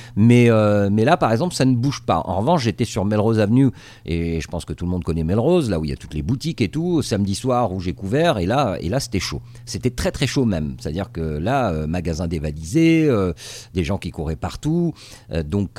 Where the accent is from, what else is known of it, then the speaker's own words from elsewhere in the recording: Tunisia; moved away as an adult; also born or lived in France; now in Los Angeles, United States; je suis né en Tunisie euh, et, j'ai grandi en Tunisie